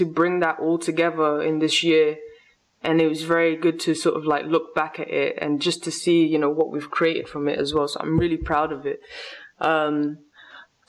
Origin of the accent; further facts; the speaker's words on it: England, United Kingdom; English is a second language; also born or lived in Lisbon, Portugal; I grew up in England